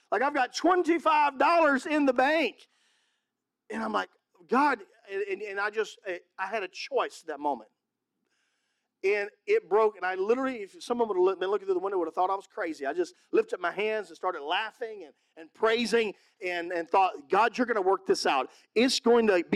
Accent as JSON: {"language": "English", "region": "Mississippi", "country": "United States", "also_born_or_lived": "California", "moved": "yes", "said": "I'm from Mississippi."}